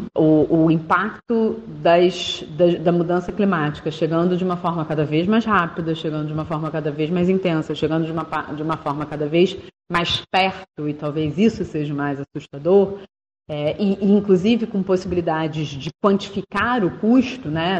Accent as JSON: {"language": "Portuguese", "region": "Rio de Janeiro", "country": "Brazil", "accent": "carioca", "said": "pelo meu sotaque dá pra saber que eu sou daqui"}